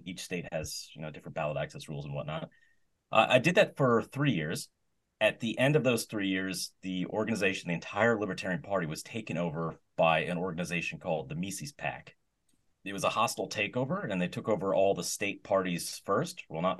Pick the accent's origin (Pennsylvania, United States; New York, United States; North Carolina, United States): Pennsylvania, United States; I am from Pennsylvania, the United States.